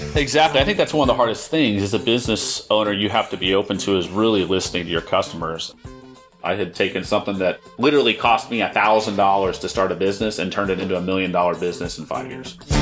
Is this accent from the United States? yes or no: yes; Dallas, Texas, United States; I grew up in a suburb of Dallas, Richardson Plano area. I wasn't born here, but my family landed here in the late seventies